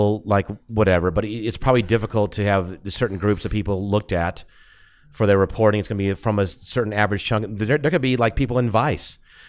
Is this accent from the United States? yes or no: yes; Cobb County, Georgia, United States; moved away; He was from my hometown back in Georgia.